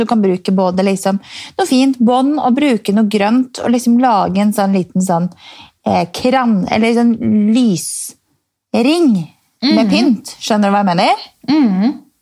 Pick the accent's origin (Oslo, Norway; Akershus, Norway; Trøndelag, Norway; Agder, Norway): Akershus, Norway; Strømmen; Jeg er fra Strømmen